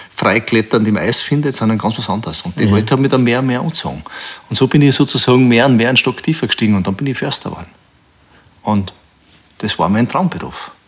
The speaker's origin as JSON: {"language": "German", "town": "Bruck an der Großglocknerstraße", "region": "Salzburg", "country": "Austria", "tie": "born or raised there", "said": "ich bin in Bruck an der Glocknerstraße aufgewachsen."}